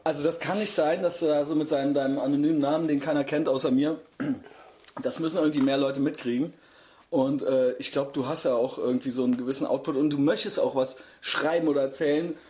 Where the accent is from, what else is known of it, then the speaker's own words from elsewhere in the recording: Koblenz, Rhineland-Palatinate, Germany; ich bin aus Koblenz